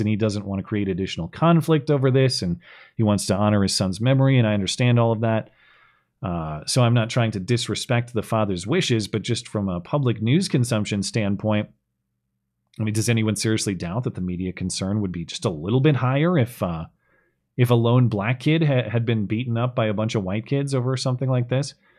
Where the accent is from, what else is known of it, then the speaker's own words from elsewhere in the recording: Bozeman, Montana, United States; right here in my hometown of Bozeman, Montana